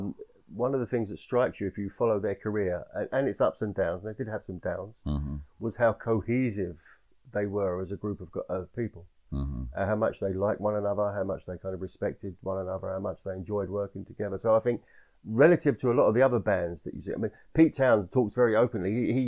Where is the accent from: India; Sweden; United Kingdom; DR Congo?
United Kingdom; England; When I was growing up in England